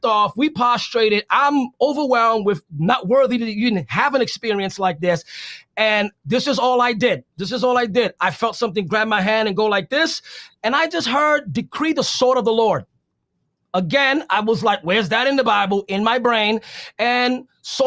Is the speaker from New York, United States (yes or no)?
yes; New York City, New York, United States; I'm from the Bronx